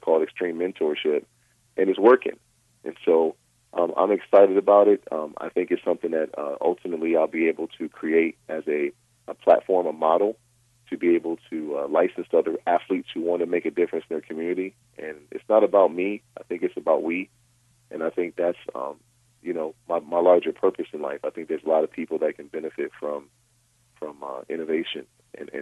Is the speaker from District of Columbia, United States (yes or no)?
no; Rochester, New York, United States; my hometown of Rochester, New York